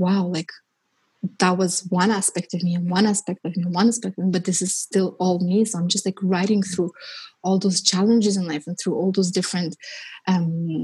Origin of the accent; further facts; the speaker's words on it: Armenia; moved away; I was born in Armenia and it was part of the Soviet Union. And so I was growing up in the Soviet Union